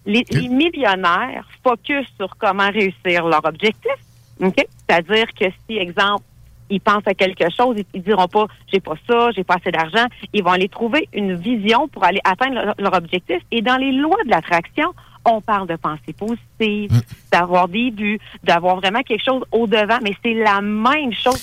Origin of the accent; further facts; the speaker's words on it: Thetford Mines, Quebec, Canada; Moi, je suis originaire de Thetford Mines